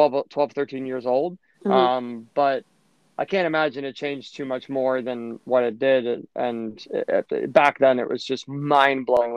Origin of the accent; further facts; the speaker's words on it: Pittsburgh, Pennsylvania, United States; now in New York, United States; Pittsburgh where my hometown is